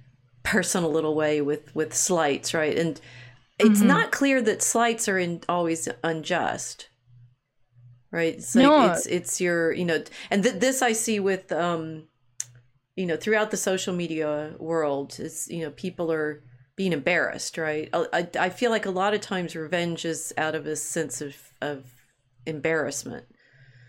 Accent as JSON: {"language": "English", "country": "United States", "said": "as an American"}